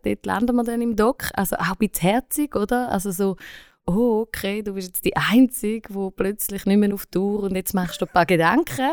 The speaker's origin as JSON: {"language": "German", "country": "Switzerland", "said": "als Schweizer"}